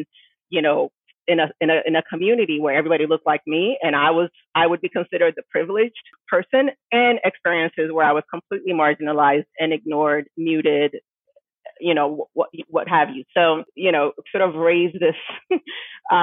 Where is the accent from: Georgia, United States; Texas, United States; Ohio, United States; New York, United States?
Ohio, United States; Cincinnati; also born or lived in Missouri / Nigeria; we moved from Nigeria back to the States, to Ohio. So I ended up finishing elementary school and high school in Cincinnati, Ohio